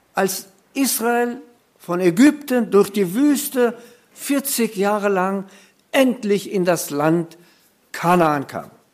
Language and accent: German; Germany; bei uns in Deutschland